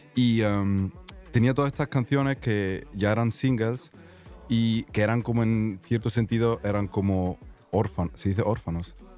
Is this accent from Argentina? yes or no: no; Zurich, Switzerland; also born or lived in Granada, Spain; Pues, pues soy andaluz de Granada mi madre son de Granada, pero yo me he criado en Suiza, en Zúrich, así que ahí es donde estoy viviendo de momento